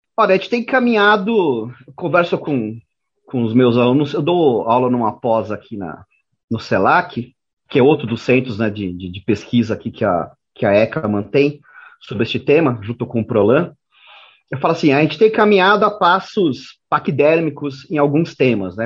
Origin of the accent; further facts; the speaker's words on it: Brazil; nós brasileiros, nós jornalistas brasileiros